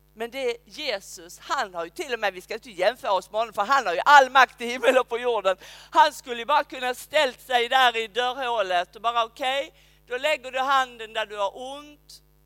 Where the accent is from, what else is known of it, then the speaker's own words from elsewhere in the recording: Skåne, Sweden; also born or lived in Uppsala; now in Rydaholm, Sweden; säger jag som en skåning